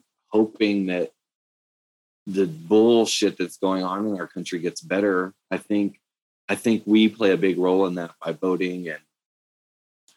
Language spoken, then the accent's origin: English; East Texas, United States; moved away as an adult; also born or lived in Austin, Texas; now in Denver, United States; this is the longest place I've lived outside of growing up in East Texas